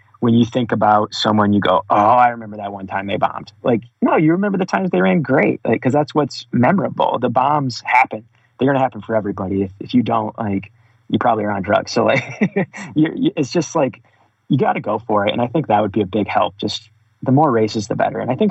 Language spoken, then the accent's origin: English; Bath, Michigan, United States; I grew up in Bath, Michigan, a really small town